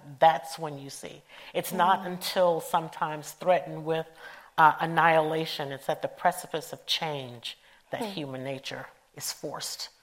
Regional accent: Atlanta, Georgia, United States; I'm originally from Atlanta

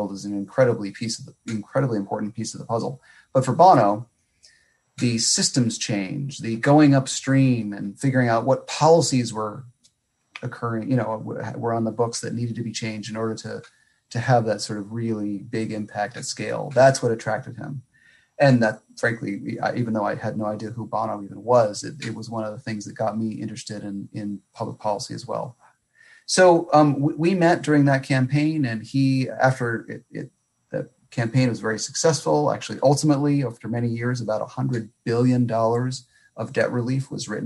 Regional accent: Alaska, United States; moved away as an adult; also born or lived in Washington, District of Columbia, United States; I was born and raised in Alaska.

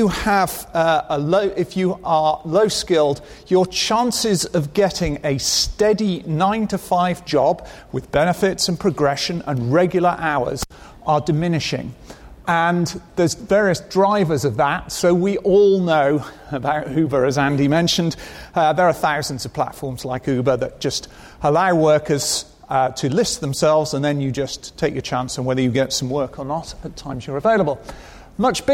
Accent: United Kingdom; I am British

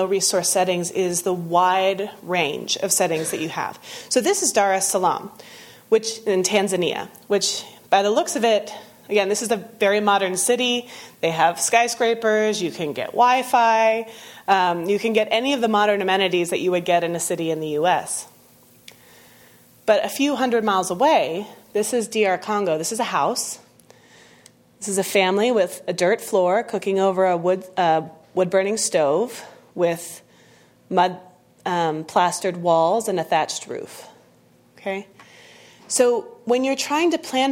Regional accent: Texas, United States; moved away; I grew up in Texas

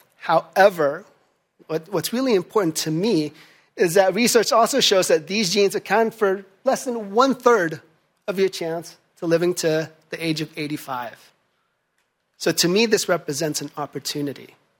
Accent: Philippines; moved away; my home country of the Philippines

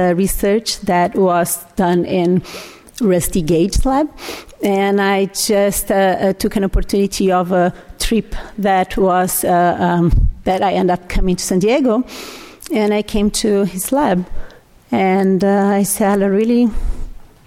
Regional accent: Brazil; English is a second language; moved away as an adult; I'm Brazilian. I was born in Brazil

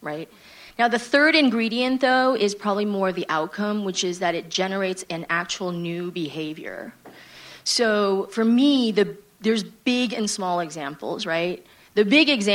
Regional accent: New York City, New York, United States; moved away as an adult; now in San Francisco, United States; East Coast Transplant, have lived mostly in New York City

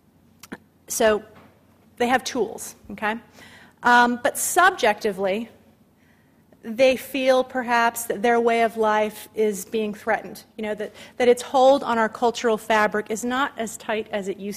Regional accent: Massachusetts, United States; moved away; I'm from Massachusetts. I don't live in Massachusetts, but for some reason I always still read the Boston Globe every day. You just sort of can't help it. You're connected where your roots are

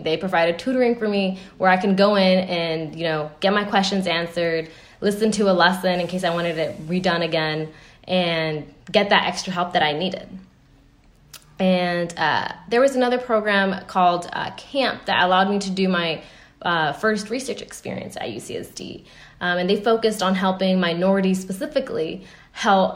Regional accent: United States; me being American

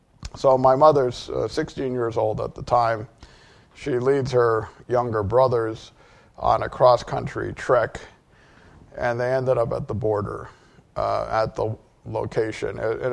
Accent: Connecticut, United States; also born or lived in Boston; So I'm from Connecticut. I was born in Boston, but both of my parents were from Korea as immigrants.

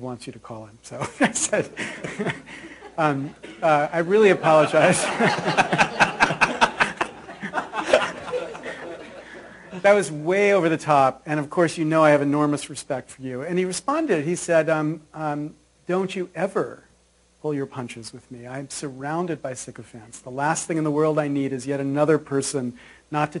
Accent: Williamsport, Pennsylvania, United States; I grew up in a tiny little town in Pennsylvania called Williamsport

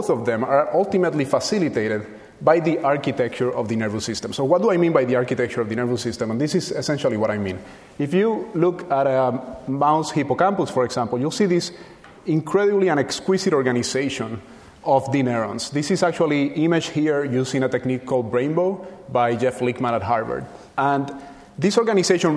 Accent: Puerto Rico; moved away; where I was born and raised in Puerto Rico. And when I was a child there

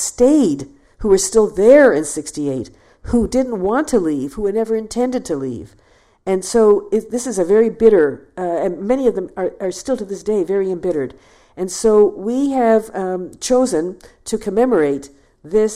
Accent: Toronto, Ontario, Canada; Toronto, my hometown

